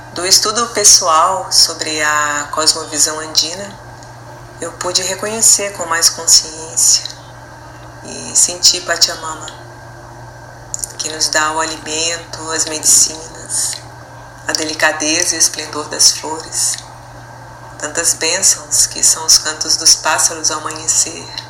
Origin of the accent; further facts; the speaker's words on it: Minas Gerais, Brazil; now in Porto Alegre, Brazil; Nasci em Minas Gerais